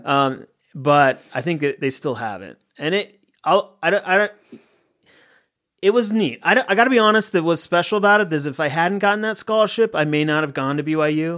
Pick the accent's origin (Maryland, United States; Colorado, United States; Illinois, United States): Colorado, United States; Littleton; moved away; also born or lived in Salt Lake City, Utah; I'm from Colorado. I grew up in Littleton, Colorado, uh, which is a suburb of Denver